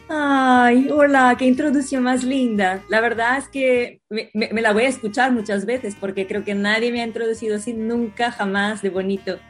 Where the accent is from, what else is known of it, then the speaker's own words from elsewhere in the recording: Brazil; Spanish is a second language; moved away as an adult; now in Spain; soy brasileña, vivo en España hace casi 11 años ya ahora